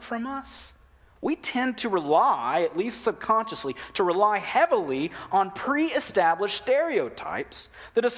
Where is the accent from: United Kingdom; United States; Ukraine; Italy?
United States; as American Christians